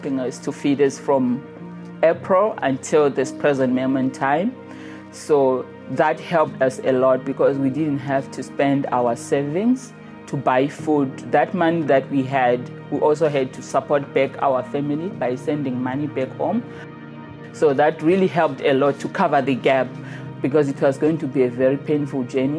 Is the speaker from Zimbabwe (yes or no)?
yes; Zimbabwe; moved away as an adult; I'm from Zimbabwe